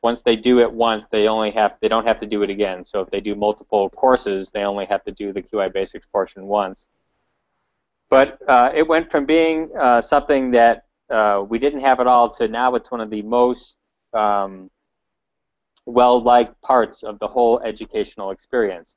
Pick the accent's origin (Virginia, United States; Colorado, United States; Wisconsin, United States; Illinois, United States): Illinois, United States; Chicago; I'm from Chicago